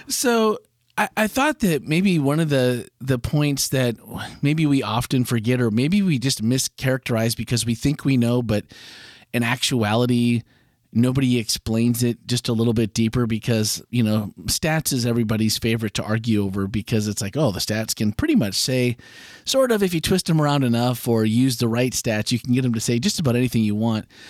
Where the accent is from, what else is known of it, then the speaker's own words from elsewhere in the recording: Green Bay, Wisconsin, United States; moved away; growing up in Green Bay